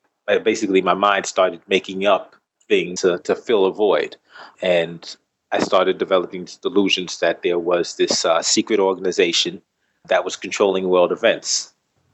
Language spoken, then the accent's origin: English; New York City, New York, United States; I was born and raised in New York, Bronx